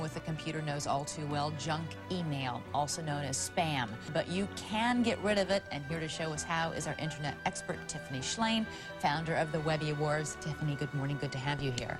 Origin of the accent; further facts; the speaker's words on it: Marin, California, United States; I grew up in Marin in the 70s